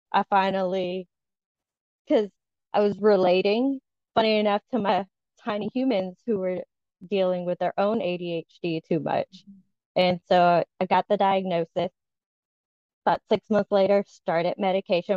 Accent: Southern Louisiana, United States; I am a Southern Louisiana born and raised that never quite fit into the Southern Louisiana, except for my accent

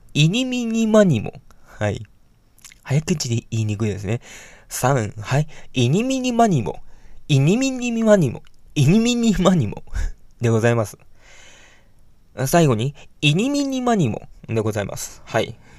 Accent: Hiroshima, Japan; 私はね、広島生まれの広島育ちなんですけども

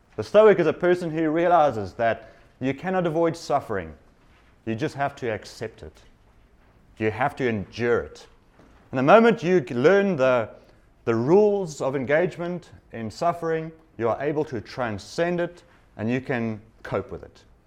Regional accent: South Africa; moved away; I come from South Africa, which has recent history

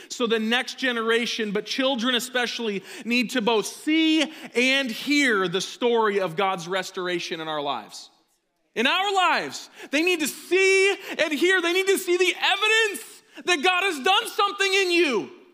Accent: United States

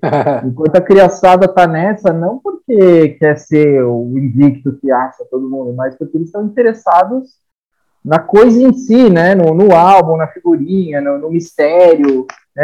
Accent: Brazil; a gente como brasileiro aí, como colonizado

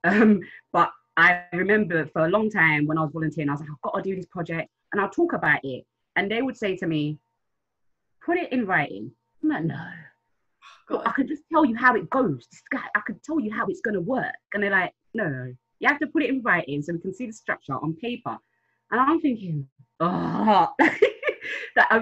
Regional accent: London, United Kingdom; also born or lived in Kampala, Uganda; I'm from South London. I was in Africa, I left there a long time ago. I'm from Southeast

